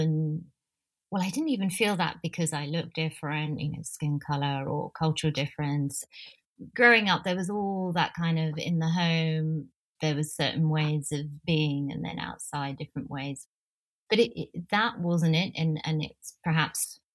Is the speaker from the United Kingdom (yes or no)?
yes; London, United Kingdom; also born or lived in New Delhi, India; I grew up in North London, Northwest London.